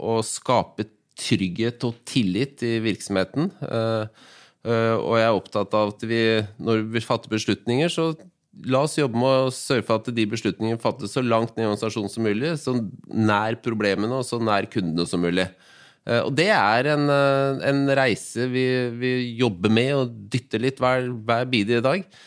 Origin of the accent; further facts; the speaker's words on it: Oslo, Norway; jeg, er født og oppvokst i Groruddalen